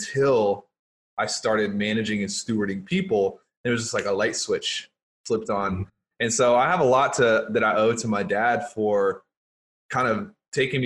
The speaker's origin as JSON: {"language": "English", "region": "Louisiana", "country": "United States", "tie": "born or raised there", "said": "I grew up in Louisiana"}